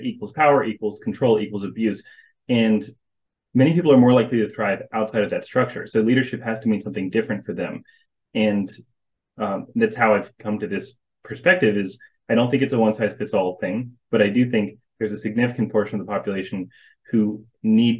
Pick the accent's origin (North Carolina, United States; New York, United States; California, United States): North Carolina, United States; I was born and raised in North Carolina